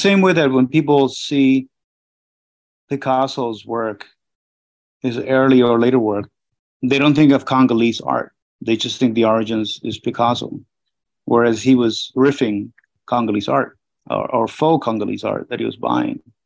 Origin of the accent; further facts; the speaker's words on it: Peru; moved away; also born or lived in Miami; Growing up in Peru in the 70s